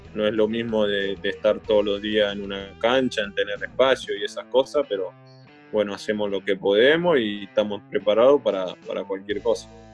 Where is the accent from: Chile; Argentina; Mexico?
Argentina; nosotros los argentinos